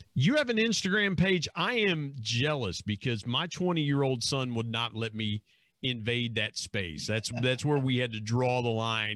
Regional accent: Southern Ohio, United States; where I grew up in Southern Ohio

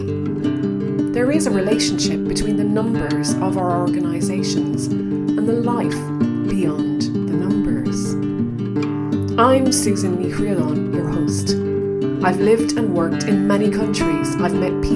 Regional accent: Ireland; accent: Irish; as I speed up, I become more Irish in my accent as well.

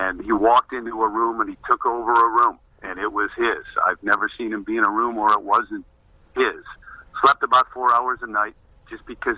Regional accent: Joliet, Illinois, United States; moved away as an adult; I was from Joliet, Illinois

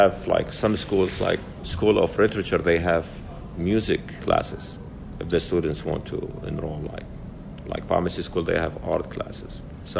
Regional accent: Baghdad, Baghdad Governorate, Iraq; also born or lived in northern Iraq; our village was burned in 1961, so eventually we moved until we reached Baghdad. Then there I started elementary school until graduated from University of Baghdad.

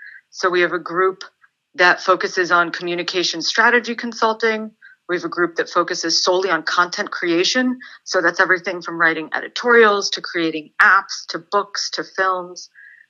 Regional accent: San Antonio, Texas, United States; born there; So I was born in San Antonio, Texas. I'm an army brat. My dad's a retired US Army colonel. I'm half Lebanese.

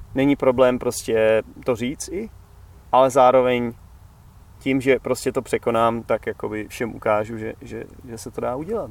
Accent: Czechia; moved away; já už třeba nedokážu být zpátky zase ten Čech

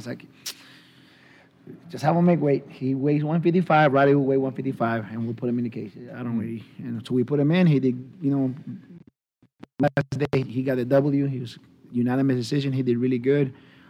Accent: San Francisco, California, United States; Yeah, I'm from San Francisco, baby.

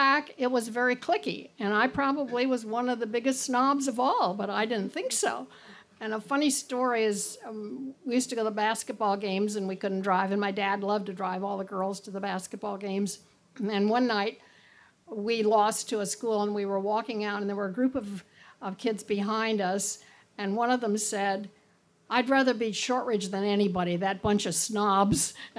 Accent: Indianapolis, Indiana, United States; I grew up at 56 in Illinois, or 56 in Delaware, which was kind of halfway between, and you could go to either one

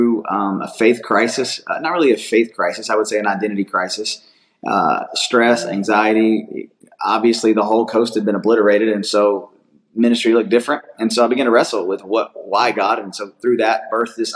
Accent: Atlanta, Georgia, United States; I grew up here in South Atlanta, about 45 minutes from where the church is located

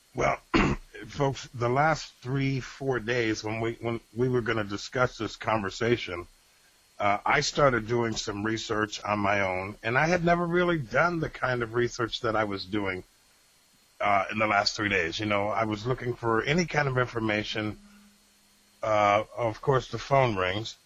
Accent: Rochester, New York, United States; in Rochester, New York

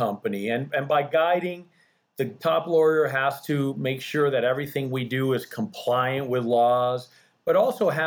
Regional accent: Coral Gables, Florida, United States; English is a second language; also born or lived in Bahamas; I was born and raised in Coral Gables, Florida

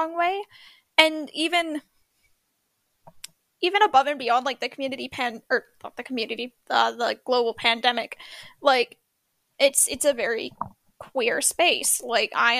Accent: Canada; even being Canadian

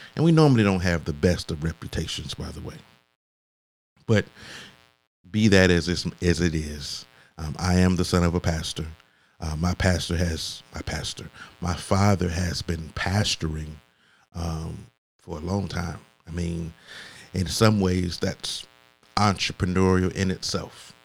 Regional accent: Augusta, Georgia, United States; I grew up in Augusta, Georgia, or the Augusta metro area

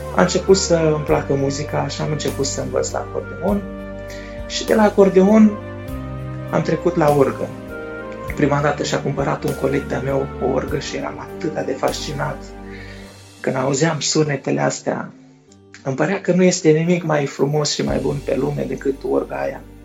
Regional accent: Moldova; sunt din Republica Moldova

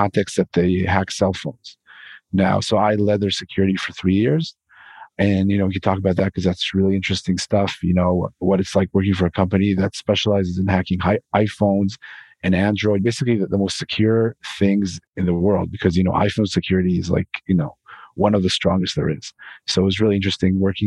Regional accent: Israel; I'm from Israel

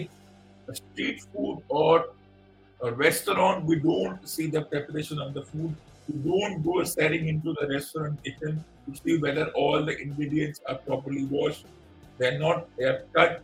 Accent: India

